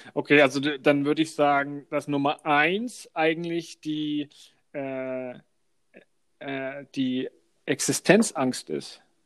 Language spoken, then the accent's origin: German; Franconia, Bavaria, Germany; accent: Franconian; unsere fränkische Aussprache